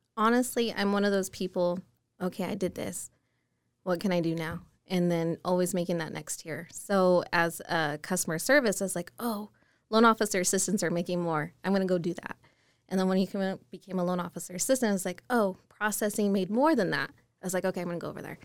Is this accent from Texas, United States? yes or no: no; Murray, Utah, United States; born and raised in Utah. Never went anywhere. Um, Murray was my hometown